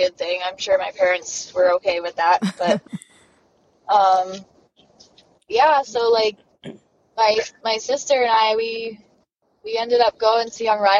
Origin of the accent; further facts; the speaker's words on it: New Jersey, United States; moved away as an adult; now in West Coast, United States; I'm originally from New Jersey, and my parents didn't ride